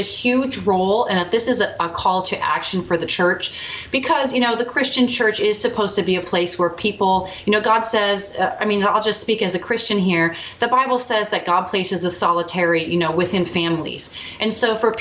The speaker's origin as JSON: {"language": "English", "region": "Midwest", "country": "United States", "said": "as a Midwesterner"}